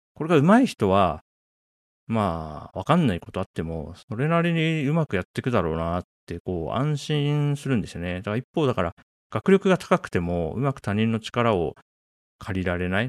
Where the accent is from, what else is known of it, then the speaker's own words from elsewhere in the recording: Japan; 僕は1983年に日本に生まれて、まあ、40年、ね、経ちましたね。